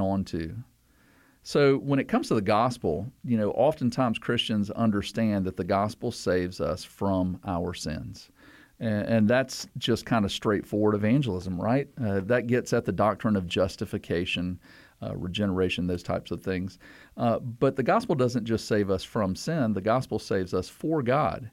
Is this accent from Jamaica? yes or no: no; the South, United States; I'm from the South